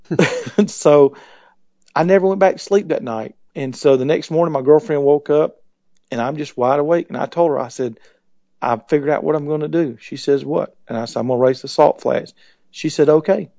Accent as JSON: {"language": "English", "town": "Columbus", "region": "Georgia", "country": "United States", "tie": "born or raised there", "said": "I was born in Columbus, Georgia"}